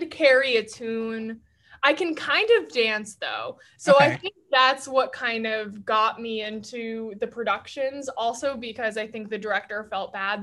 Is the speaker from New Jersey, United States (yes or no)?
no; Orangeburg, New York, United States; So I grew up in New York State. Mm-hmm. I'm from Rockland County